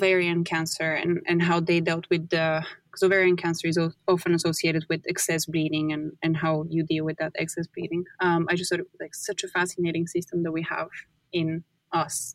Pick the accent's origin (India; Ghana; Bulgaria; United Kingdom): Bulgaria; moved away; I'm from Bulgaria.